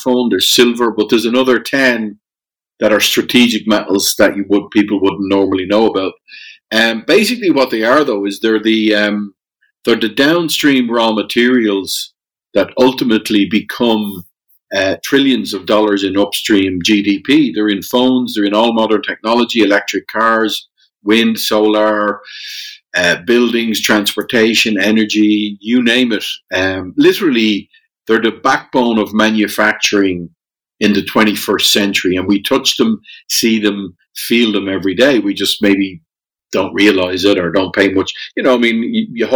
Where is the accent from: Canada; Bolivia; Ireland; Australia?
Ireland; Dublin, Leinster; born or raised there; moved away; also born or lived in Germany